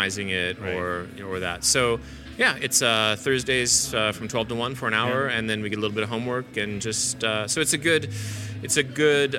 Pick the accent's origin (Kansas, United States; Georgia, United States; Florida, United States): Kansas, United States; Southwest; moved away; also born or lived in Philadelphia / Auckland; I grew up in Southwest Kansas.